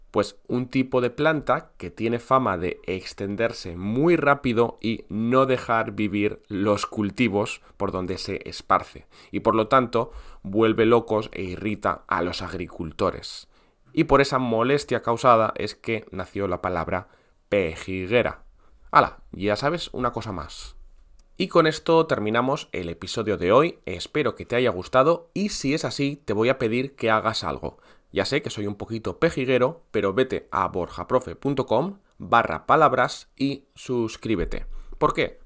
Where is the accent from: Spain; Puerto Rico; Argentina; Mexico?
Spain; northern Spain; yo, que soy del norte de España